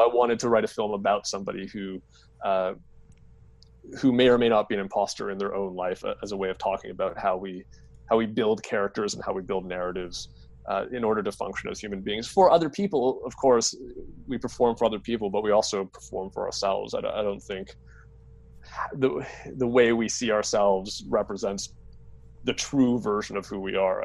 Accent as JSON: {"language": "English", "country": "Canada", "said": "my identity as a Canadian"}